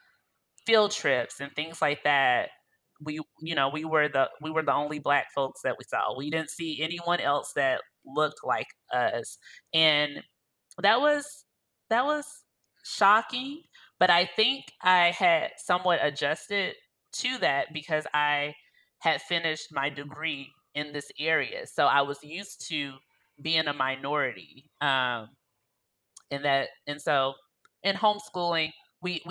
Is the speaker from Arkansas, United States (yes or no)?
yes; Arkansas, United States; moved away as an adult; also born or lived in Illinois; I grew up in Arkansas, which is a southern state.